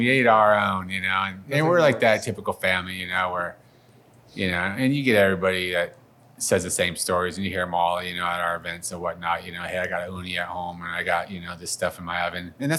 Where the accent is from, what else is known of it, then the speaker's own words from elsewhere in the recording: Detroit, Michigan, United States; I'm from Detroit, you know, I know, you know, I've had Detroit.